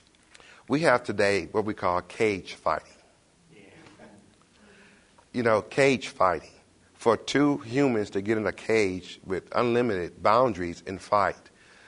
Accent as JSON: {"language": "English", "town": "Detroit", "region": "Michigan", "country": "United States", "moved": "yes", "lives_now": "Knoxville, United States", "said": "I am originally from Detroit."}